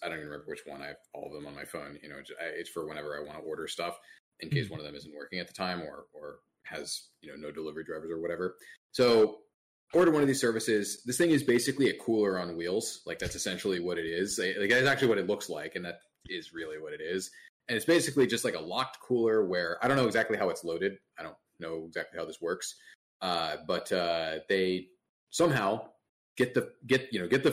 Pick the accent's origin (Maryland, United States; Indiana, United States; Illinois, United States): Maryland, United States; moved away as an adult; also born or lived in Fairfax, Virginia; I went to college in Maryland. I grew up in Maryland